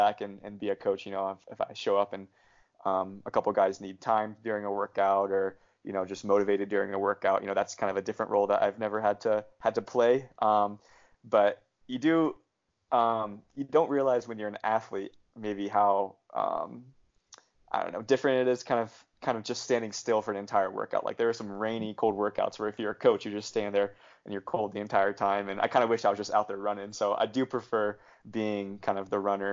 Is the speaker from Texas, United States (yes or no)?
no; Ohio, United States; moved away; my hometown. You know, it's just a small town of 2,500 people in Ohio